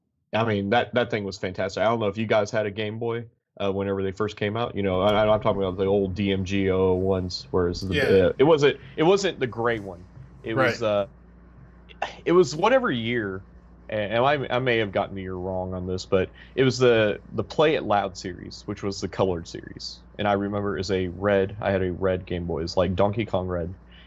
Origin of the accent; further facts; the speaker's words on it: Georgia, United States; I grew up in Georgia. My dad was in the military, and we lived in Fort Benning. The majority of my family lived in Missouri, so we would take a yearly, or what turned into be a yearly, road trip to Missouri from Georgia.